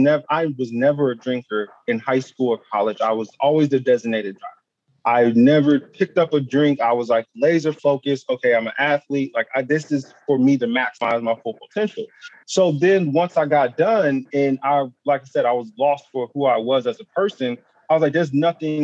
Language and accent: English; Ohio, United States; born or raised there; also born or lived in Buffalo